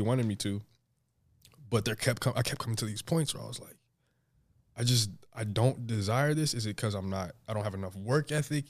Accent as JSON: {"language": "English", "region": "New Jersey", "country": "United States", "tie": "born or raised there", "said": "I grew up in New Jersey"}